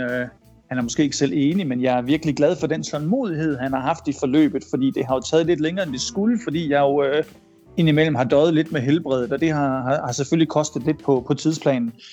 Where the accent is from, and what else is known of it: Denmark; moved away as an adult